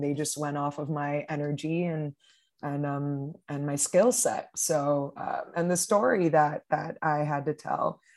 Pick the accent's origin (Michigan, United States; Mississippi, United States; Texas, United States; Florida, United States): Florida, United States; Miami; moved away as an adult; now in Brooklyn, United States; I'm originally from Miami, Florida, but I've lived in Brooklyn for almost six years now